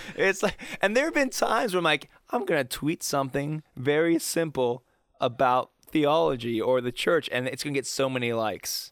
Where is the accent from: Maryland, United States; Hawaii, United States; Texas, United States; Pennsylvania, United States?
Pennsylvania, United States; Pittsburgh; growing up in Pittsburgh, it's still culturally very Catholic